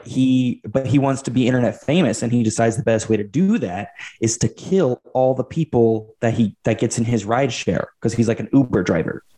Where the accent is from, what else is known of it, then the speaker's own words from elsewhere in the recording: Fort Smith, Arkansas, United States; my hometown of Fort Smith, Arkansas